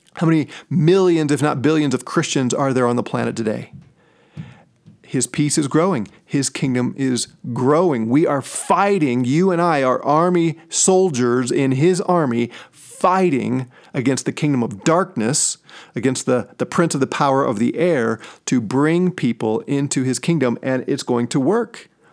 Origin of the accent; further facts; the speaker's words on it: St. Louis, Missouri, United States; now in Colorado Springs, United States; I'm from Saint Louis, and I'm a huge Saint Louis Cardinals fan.